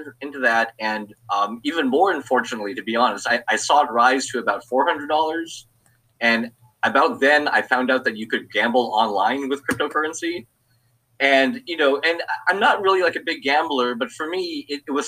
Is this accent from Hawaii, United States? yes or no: yes; Hawaii, United States; moved away as an adult; now in Los Angeles, United States; I'm originally from Hawaii. I was born and raised there, and actually lived there until I was 30.